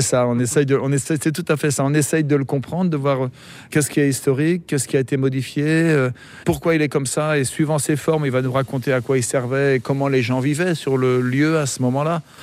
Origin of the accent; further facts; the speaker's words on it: Brittany, France; moved away as an adult; now in Brest, France; je viens du Morbihan